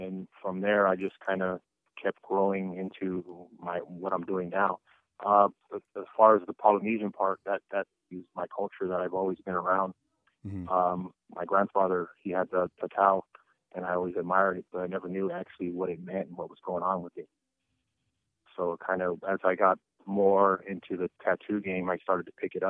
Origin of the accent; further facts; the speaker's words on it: Carson, California, United States; I grew up in Carson